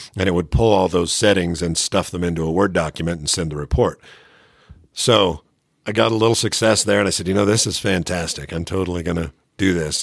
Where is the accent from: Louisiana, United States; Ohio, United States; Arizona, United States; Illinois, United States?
Arizona, United States; Phoenix; moved away; I grew up in Phoenix